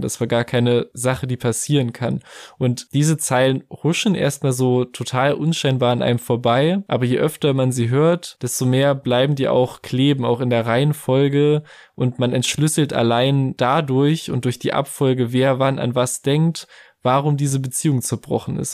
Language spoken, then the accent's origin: German; near the Thuringian province, Germany; moved away; weil das Betteroff aus der thüringischen Provinz nicht unweit von meiner Heimat tatsächlich stammt